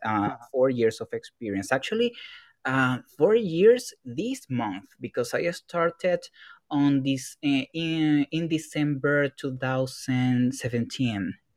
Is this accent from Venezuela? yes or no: yes; Venezuela; English is a second language; now in Sao Paulo, Brazil; I am from Venezuela, uh, but I'm living here now in Brazil, in Sao Paulo specifically